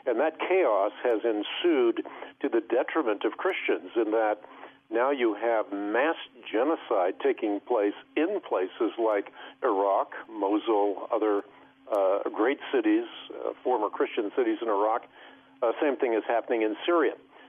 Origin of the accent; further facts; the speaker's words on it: Netherlands; moved away; I know we immigrated from Holland. Well, the first thing that we did is we found a community of Dutch people, so we'd go to church and understand what was going on in the sermon.